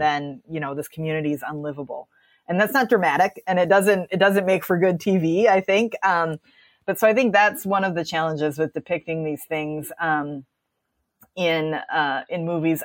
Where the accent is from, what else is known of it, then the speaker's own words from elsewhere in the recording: Wisconsin, United States; I'm sitting here in Wisconsin today, which is my, my home state where I grew up